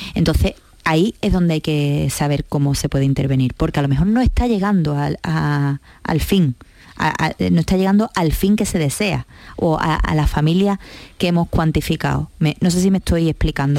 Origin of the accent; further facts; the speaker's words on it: La Línea de la Concepción, Andalusia, Spain; yo soy de la línea de la Concepción, soy campos altareña, soy gaditana, soy andaluza y soy española